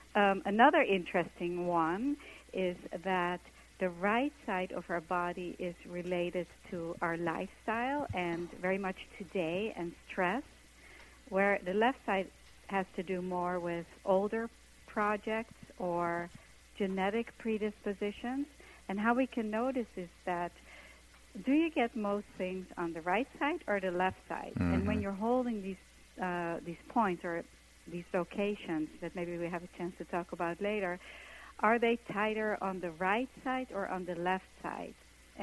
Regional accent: Netherlands; English is a second language; now in New York, United States; I came from Holland to New York to be a dancer

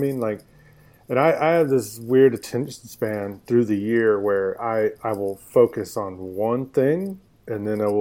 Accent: Denton, Texas, United States; I grew up in Denton, Texas, which is north of Dallas and Fort Worth

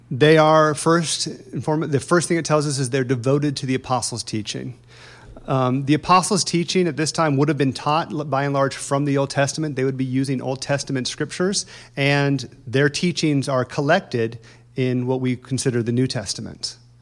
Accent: Indiana, United States; moved away; I'm from Indiana

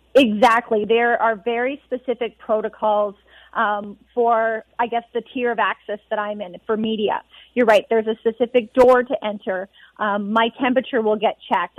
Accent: Edmonton, Alberta, Canada; moved away; being back in Edmonton. This is where I'm from. This is my hometown

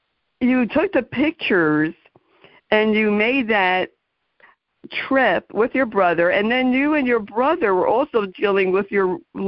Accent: New York City, New York, United States; I grew up in the Bronx, and my mom's parents are from Europe.

